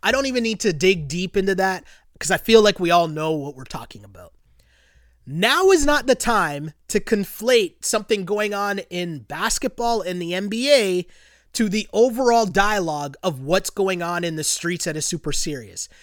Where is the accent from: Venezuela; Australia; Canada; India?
Canada; as a Canadian